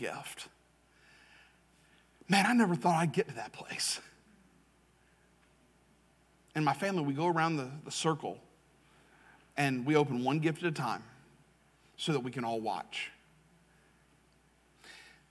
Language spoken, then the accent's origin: English; Jacksonville, Florida, United States; moved away as an adult; also born or lived in Russellville, Alabama; I grew up in Jacksonville. I grew up in what is Duval. I grew up in Southwest Duval, which is Clay County.